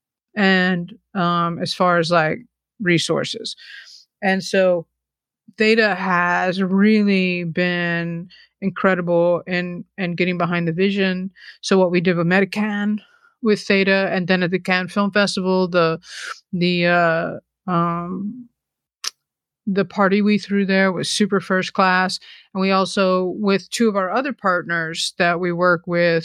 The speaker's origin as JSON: {"language": "English", "region": "the South", "country": "United States", "tie": "born or raised there", "moved": "yes", "lives_now": "New York, United States", "said": "growing up in the South, and I'm such a New Yorker, but I did grow up in the South."}